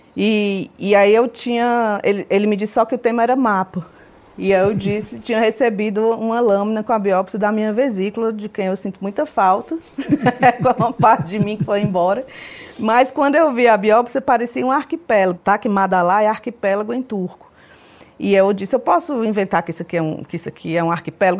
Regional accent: Ceará, Brazil; lá no Ceará, é, onde eu nasci e onde eu vivo até hoje

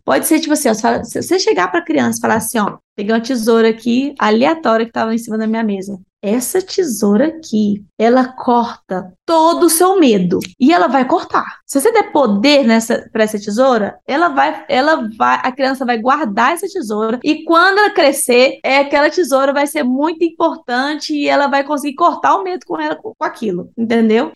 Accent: Brasília, Federal District, Brazil; moved away; also born or lived in Uberlândia, Brazil / Denmark / United States; Sou de Brasília, Uberlândia também, que é uma cidade que eu vivi durante muitos anos.

